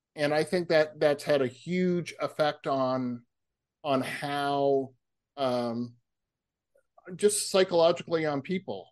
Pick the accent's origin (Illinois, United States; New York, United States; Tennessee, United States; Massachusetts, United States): Massachusetts, United States; moved away; also born or lived in California; I grew up in Massachusetts